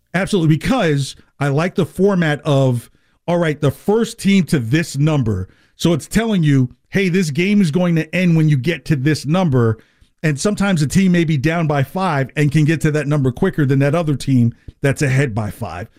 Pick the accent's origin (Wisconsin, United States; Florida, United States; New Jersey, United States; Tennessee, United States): New Jersey, United States; when I was growing up in New Jersey